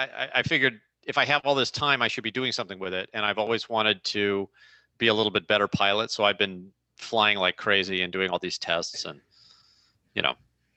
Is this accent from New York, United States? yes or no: no; St. Louis, Missouri, United States; I'm in St. Louis, Missouri, my hometown.